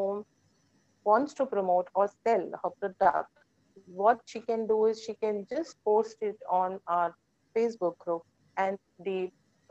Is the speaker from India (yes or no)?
yes; Goa, India; moved away as an adult; also born or lived in Pune; I am born and brought up in Goa